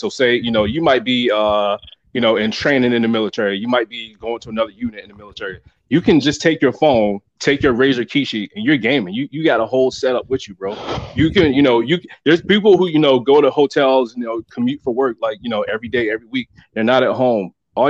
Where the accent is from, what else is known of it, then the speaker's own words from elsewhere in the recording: North Carolina, United States; I'm from North Carolina.